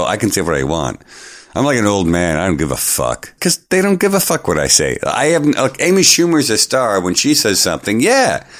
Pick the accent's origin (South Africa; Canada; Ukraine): Canada; As a Canadian comedian